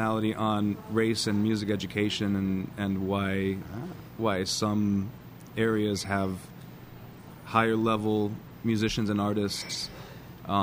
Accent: Rapid City, South Dakota, United States; moved away; my hometown in Rapid City, South Dakota

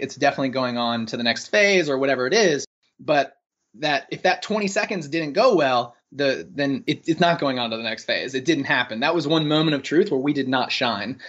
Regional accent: North Carolina, United States; moved away as an adult; also born or lived in San Francisco; I'm originally from North Carolina, uh, went to U N C

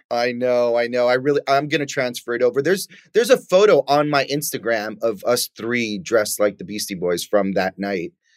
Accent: New York City, New York, United States; moved away; growing up in New York

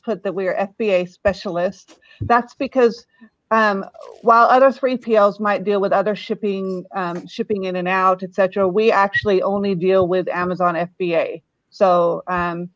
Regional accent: United States; also born or lived in Maryborough, Queensland, Australia; now in Central Oregon, United States; I lived in Australia. I'm American originally, but lived in Australia for 25 years

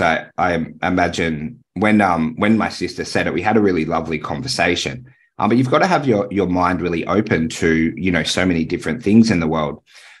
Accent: Tamworth, New South Wales, Australia; I know I used to play rugby league in Taree. I grew up in Tamworth.

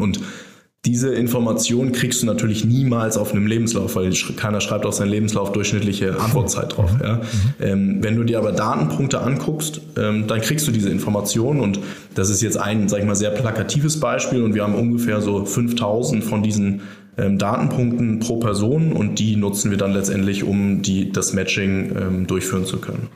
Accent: Germany; als Europäer oder als Deutscher

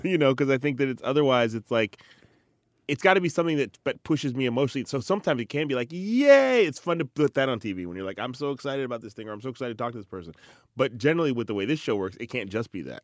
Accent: Chicago, Illinois, United States; I'm from Chicago, went to high school in Chicago

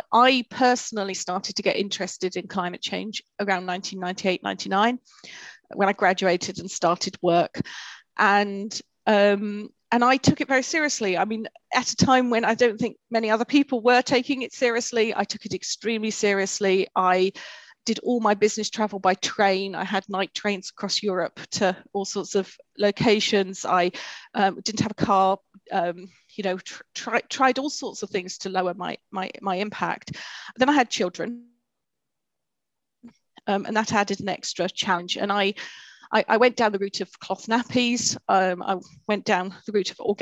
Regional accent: United Kingdom; we as a British society

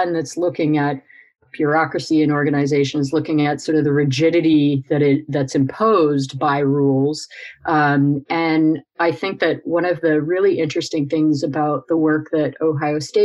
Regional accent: Canada; I grew up climbing in the Canadian Rockies

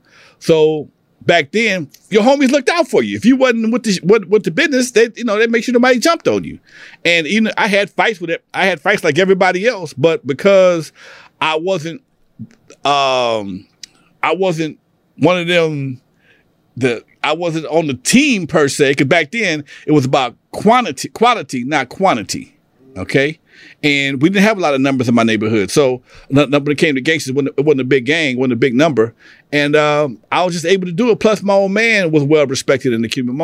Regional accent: Los Angeles, California, United States; I grew up in Athens off of Main and El Segundo.

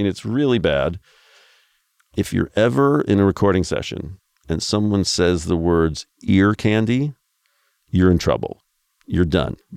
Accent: Midwest, United States; I grew up in the Midwest

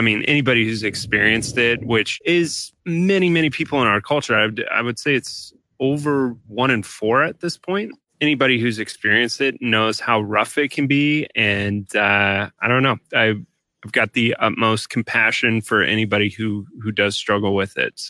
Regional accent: Highlands Ranch, Colorado, United States; moved away as an adult; also born or lived in San Francisco; I grew up in Colorado in a city called Highlands Ranch. It's 20 minutes south of Denver

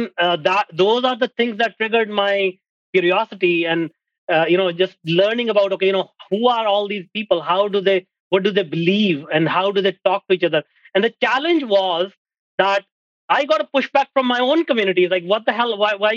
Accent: India; moved away as an adult; now in Canada; I'm an Indian.

